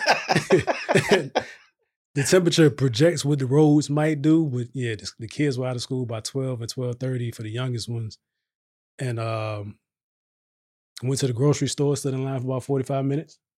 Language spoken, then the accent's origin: English; Virginia, United States; now in Texas, United States; I'm from Virginia